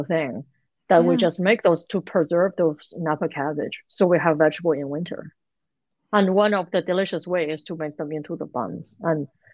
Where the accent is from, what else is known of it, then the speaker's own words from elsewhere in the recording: Beijing, China; moved away; I'm from Beijing